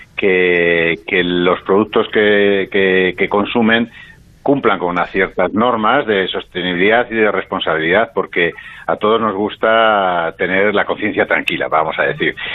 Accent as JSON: {"language": "Spanish", "country": "Spain", "said": "como españoles en concreto y como europeos"}